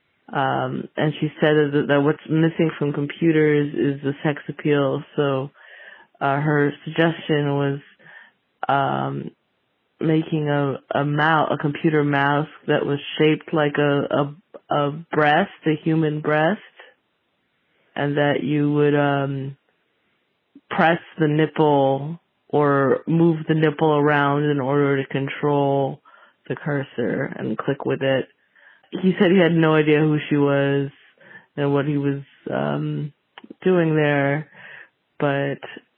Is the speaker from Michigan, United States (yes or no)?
no; San Francisco, California, United States; I am from San Francisco